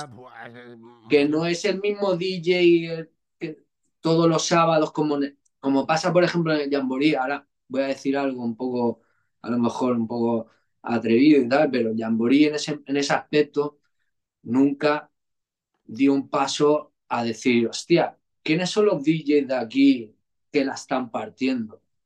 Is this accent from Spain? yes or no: yes; El Prat de Llobregat, Catalonia, Spain; yo vivía en un barrio, hermano, tú sabes, yo, vengo de San Come.